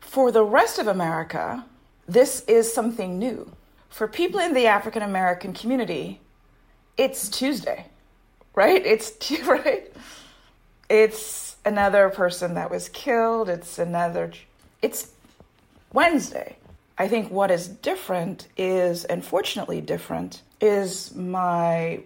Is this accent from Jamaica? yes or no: yes; Jamaica; now in United States; I'm a Jamaican immigrant to the U.S. As immigrants from those countries, we grew up with a different system of government where in Jamaica